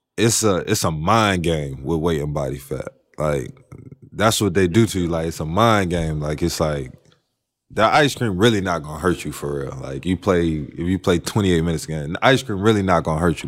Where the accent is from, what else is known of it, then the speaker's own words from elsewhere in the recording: North Carolina, United States; I'm from North Carolina